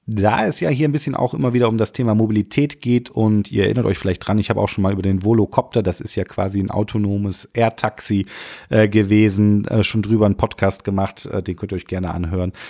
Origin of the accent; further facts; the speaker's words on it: Rhineland, Germany; bei uns im Rheinland